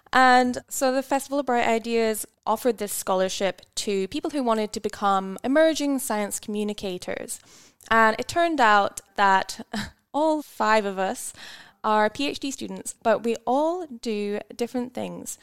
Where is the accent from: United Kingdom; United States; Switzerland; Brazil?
United Kingdom; Scotland; moved away as an adult; now in Tasmania, Australia; I grew up in Scotland